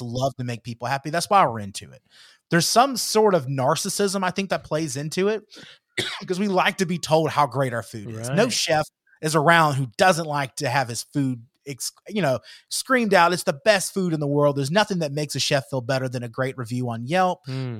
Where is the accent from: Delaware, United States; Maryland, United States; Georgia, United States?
Georgia, United States; moved away; my hometown back in georgia